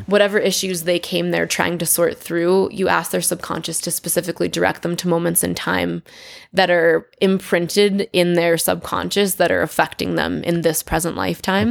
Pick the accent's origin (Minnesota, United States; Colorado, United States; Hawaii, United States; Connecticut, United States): Connecticut, United States; I grew up in Connecticut.